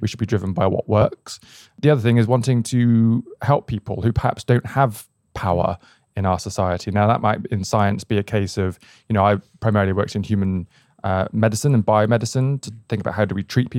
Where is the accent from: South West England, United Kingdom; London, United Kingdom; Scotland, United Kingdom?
South West England, United Kingdom; Bristol; Not in the slightest. And this is probably part of the Bristol story.